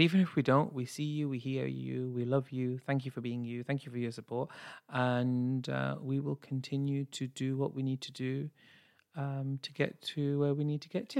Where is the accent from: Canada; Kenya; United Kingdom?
United Kingdom; as a Brit